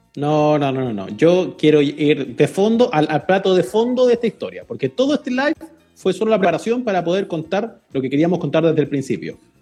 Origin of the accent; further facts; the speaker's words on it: Chile; un país chico como el nuestro